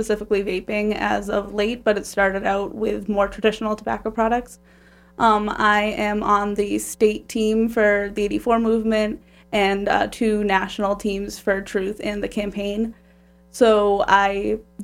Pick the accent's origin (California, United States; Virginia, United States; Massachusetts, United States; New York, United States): Massachusetts, United States; Holbrook; I'm from Holbrook